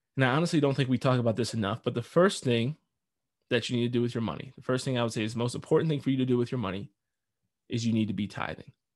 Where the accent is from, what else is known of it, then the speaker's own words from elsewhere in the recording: United States; I am an American.